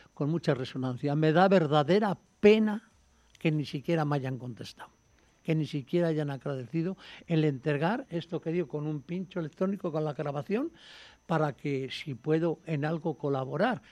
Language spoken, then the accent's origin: Spanish; Burgos, Castile and León, Spain; also born or lived in Madrid; yo soy oficialmente de Burgos, digo oficialmente de Burgos porque nací en Madrid, pero a los tres años estaba en Burgos